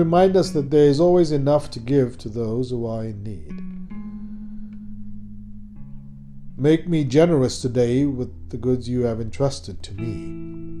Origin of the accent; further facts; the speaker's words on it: Cape Town, Western Cape, South Africa; moved away; I grew up in Cape Town watching many American movies